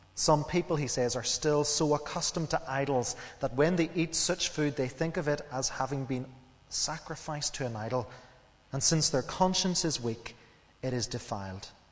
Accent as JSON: {"language": "English", "region": "Northern Ireland", "country": "United Kingdom", "tie": "born or raised there", "said": "as we grew up in Northern Ireland, we knew what we could and what we couldn't"}